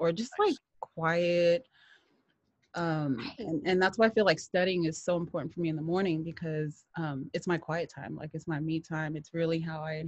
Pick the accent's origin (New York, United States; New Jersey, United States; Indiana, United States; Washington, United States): Washington, United States; Seattle; also born or lived in Southern California; We were raised here in Seattle, born raised here between here and Southern California